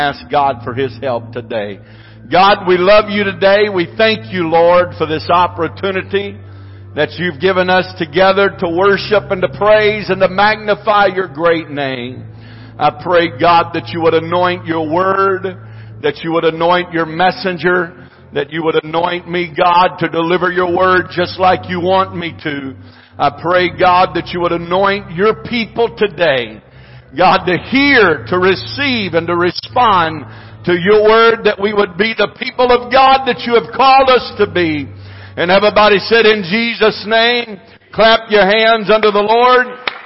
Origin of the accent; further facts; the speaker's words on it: United States; I am an American